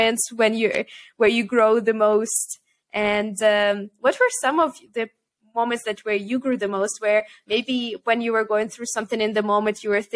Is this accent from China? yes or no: no; Kyiv, Ukraine; moved away as an adult; also born or lived in Amsterdam, Netherlands; I'm originally from Ukraine and I grew up in Kiev